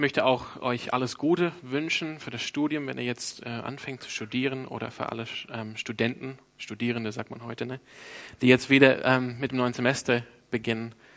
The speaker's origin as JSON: {"language": "German", "town": "Sydney", "region": "New South Wales", "country": "Australia", "moved": "yes", "lives_now": "Freiburg, Germany", "said": "ich bin ursprünglich aus Sydney"}